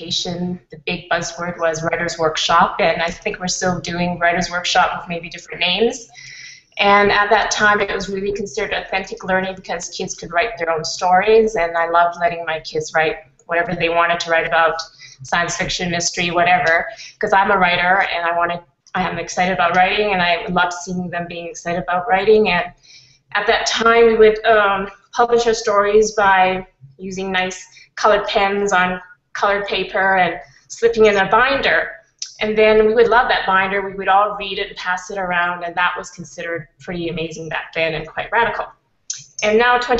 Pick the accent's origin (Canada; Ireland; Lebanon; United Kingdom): Canada; now in Switzerland; I'm a Canadian expat living in Switzerland for the moment.